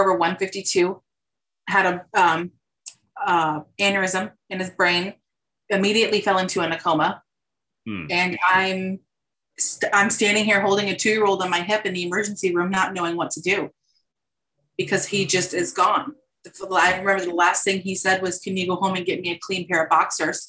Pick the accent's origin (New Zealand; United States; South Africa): United States; South Florida; I'm born and raised Floridian